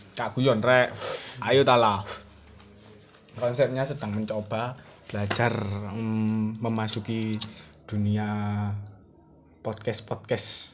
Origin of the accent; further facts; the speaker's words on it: Java, Indonesia; accent: medok (Javanese); saya medok